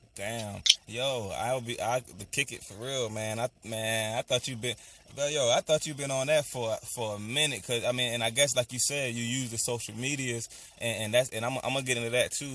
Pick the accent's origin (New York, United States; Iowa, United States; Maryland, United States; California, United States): Maryland, United States; my hometown, Peace City, Maryland